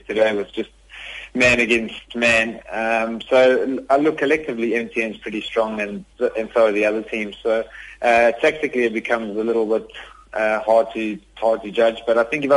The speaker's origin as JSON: {"language": "English", "country": "South Africa", "said": "fellow South Africans"}